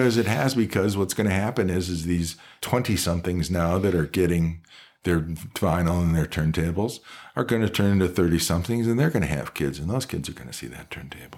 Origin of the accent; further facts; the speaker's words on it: Cleveland, Ohio, United States; also born or lived in Columbus, Ohio; now in Reno, United States; I come from Cleveland